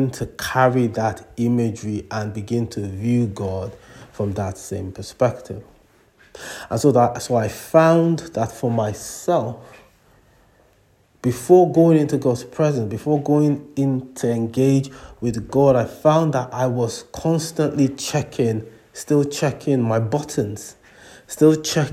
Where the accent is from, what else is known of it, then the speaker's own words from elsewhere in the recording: Nigeria; moved away; When I was growing up in Nigeria, much younger